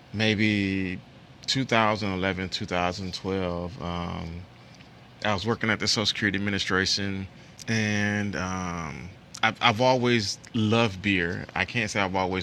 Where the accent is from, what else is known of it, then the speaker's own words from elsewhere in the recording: Toledo, Ohio, United States; I'm born and raised in Toledo, but we're actually located in Holland, Ohio.